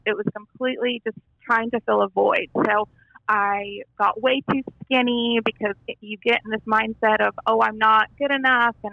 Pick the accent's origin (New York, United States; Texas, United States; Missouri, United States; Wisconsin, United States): Texas, United States; El Paso; I grew up in Texas in a small West Texas town of El Paso